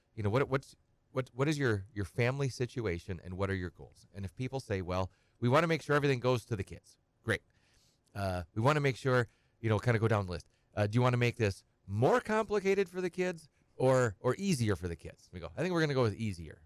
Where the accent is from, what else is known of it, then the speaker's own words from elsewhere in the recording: Edgar, Wisconsin, United States; grew up on a small farm. I'm from Edgar and, uh, uh, kind of a hobby farm